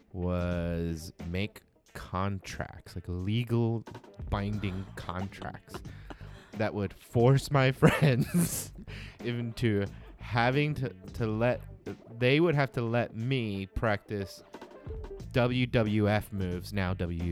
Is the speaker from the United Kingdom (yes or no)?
no; Mexico; moved away; I grew up in Mexico